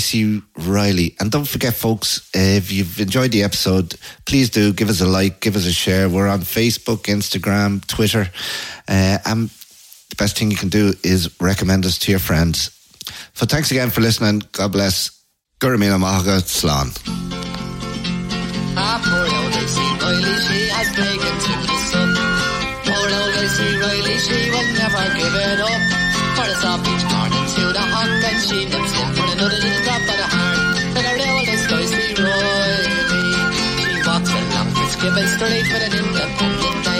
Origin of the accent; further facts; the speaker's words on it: Ireland; also born or lived in Lucan; from Ireland.